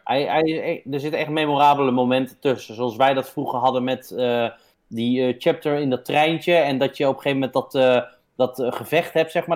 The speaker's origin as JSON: {"language": "Dutch", "country": "Netherlands", "said": "wij zijn Nederlanders"}